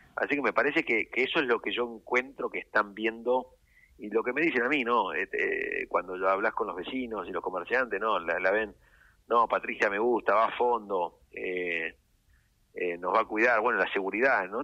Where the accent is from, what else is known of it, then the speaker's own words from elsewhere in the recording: San Isidro, Buenos Aires Province, Argentina; como argentinos y como sanisidrenses